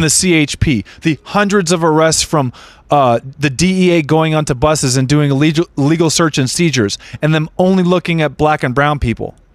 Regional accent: Redondo Beach, California, United States; I grew up in Redondo Beach.

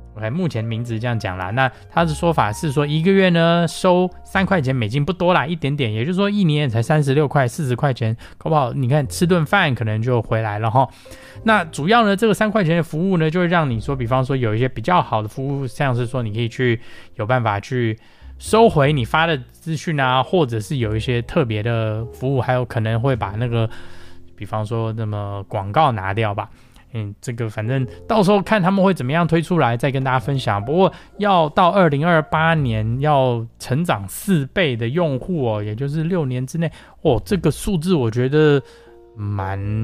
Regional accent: United States; 我们美国人讲说

